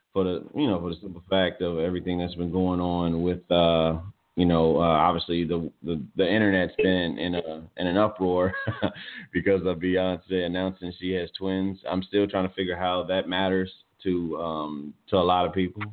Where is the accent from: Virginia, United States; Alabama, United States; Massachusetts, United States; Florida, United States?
Virginia, United States; born or raised there